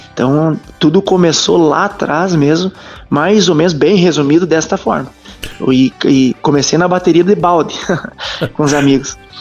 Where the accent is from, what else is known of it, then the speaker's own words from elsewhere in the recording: Soledade, Rio Grande do Sul, Brazil; now in Concórdia, Brazil; Eu sou do Rio Grande do Sul, sou ali de Soledade